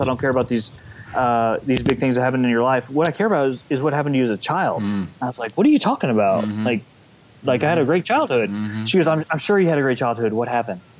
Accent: San Antonio, Texas, United States; from uh, San Antonio, Texas, born and raised in Texas.

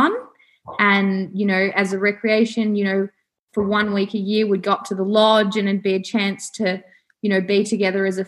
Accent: Wangaratta, Victoria, Australia; also born or lived in Porepunkah, Victoria / Albury, New South Wales; I was born in Wangaratta, born and bred in northeast Victoria

